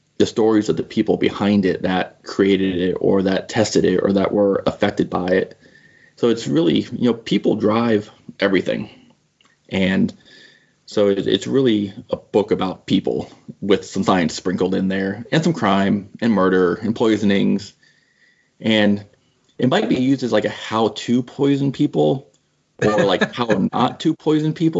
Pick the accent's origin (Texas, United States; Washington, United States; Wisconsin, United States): Washington, United States; Seattle; I'm from like the Pacific Northwest, the Seattle area